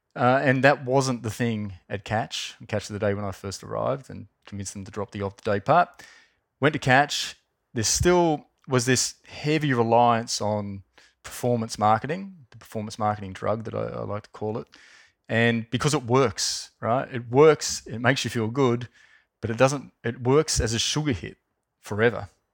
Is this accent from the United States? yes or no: no; Wollongong, New South Wales, Australia; I grew up in Wollongong